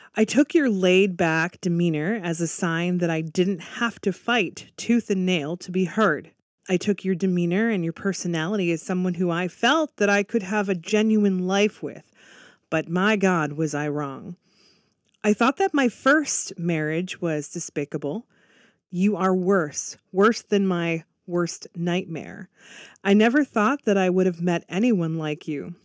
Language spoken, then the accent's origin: English; Canada; I'm actually Canadian